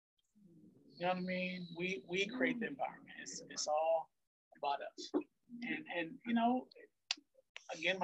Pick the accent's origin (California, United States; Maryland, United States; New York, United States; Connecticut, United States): Maryland, United States; also born or lived in Philadelphia; I was living in Philadelphia, but I'm from Maryland. I'm from this area